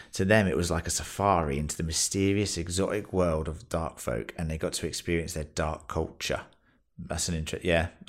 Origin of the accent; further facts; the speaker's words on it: Los Angeles, California, United States; I'm also black. I grew up in South Central Los Angeles and I was born in 1958.